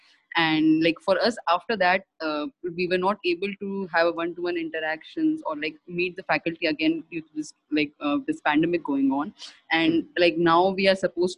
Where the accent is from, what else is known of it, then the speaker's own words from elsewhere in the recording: Jodhpur, Rajasthan, India; moved away as an adult; also born or lived in Delhi; I'm in my hometown right now in Rajasthan, Jodhpur